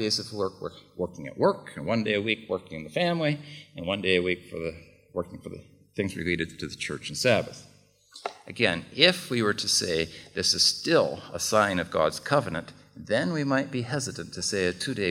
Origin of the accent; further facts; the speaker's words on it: United States; accent: American; now in Czech Republic; I'm an American